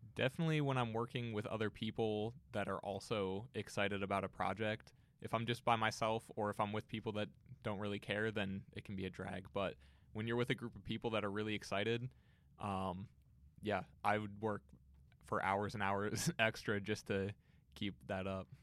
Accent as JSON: {"language": "English", "town": "Canton", "region": "Ohio", "country": "United States", "tie": "born or raised there", "said": "I grew up in Canton, so it was just an hour away."}